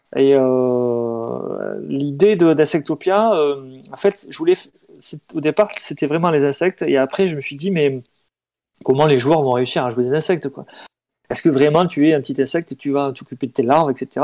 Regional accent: Pyrénées-Orientales, Occitania, France; j'ai grandi dans les Pyrénées-Orientales

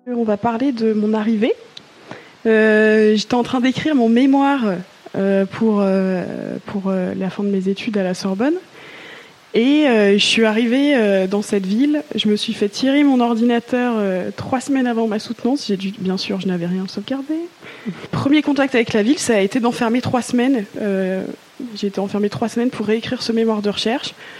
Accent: Mulhouse, Grand Est, France; moved away as an adult; now in Marseille, France; J'ai grandi en Alsace et je suis née en Alsace, à Mulhouse pour être plus précise.

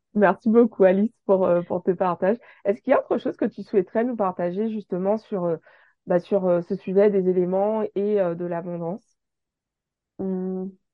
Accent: Guadeloupe; chez nous en Guadeloupe

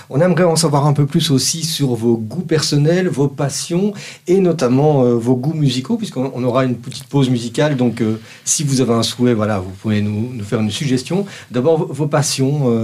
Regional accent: Flanders, Belgium; moved away as an adult; now in Canada; néerlandophone, parce que je suis flamand.

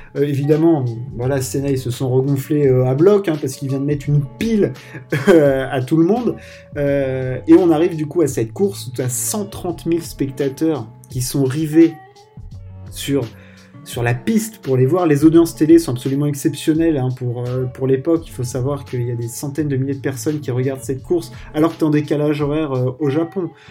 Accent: France; on est français

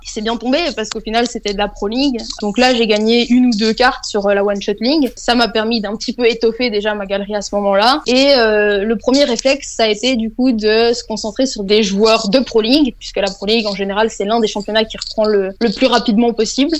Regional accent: Belgium; je suis belge

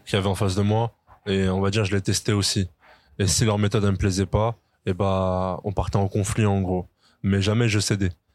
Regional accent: France; on est français

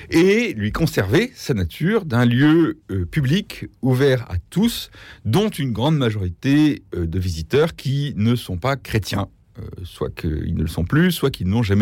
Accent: Paris, Île-de-France, France; je suis parisien moi-même

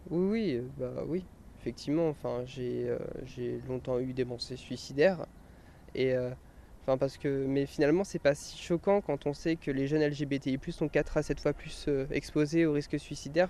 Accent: Orléans, Centre-Val de Loire, France; also born or lived in Tours; je suis né à Orléans

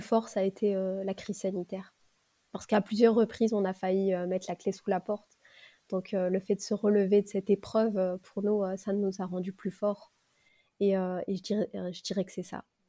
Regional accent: Lille, Hauts-de-France, France; Lille, parce que c'est ma ville natale

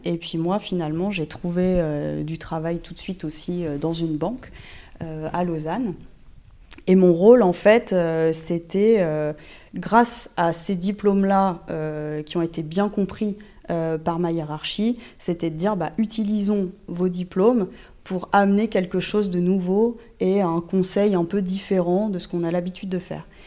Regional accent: Normandy, France; moi tout commence en Normandie. Euh, je suis normande d'origine, j'ai fait euh, toutes mes études de droit en Normandie

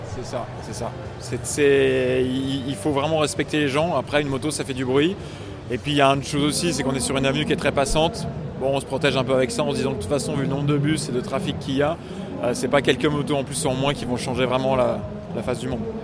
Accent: Lyon, Auvergne-Rhône-Alpes, France; en tant que lyonnais

